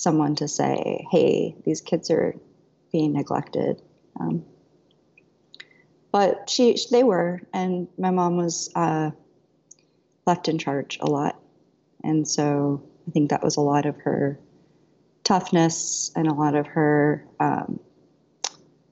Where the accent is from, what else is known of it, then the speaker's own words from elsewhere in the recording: Arizona, United States; when we were kids growing up in Arizona